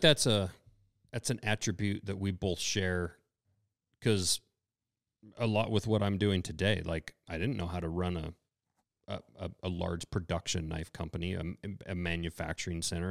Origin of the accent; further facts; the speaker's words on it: United States; we're from America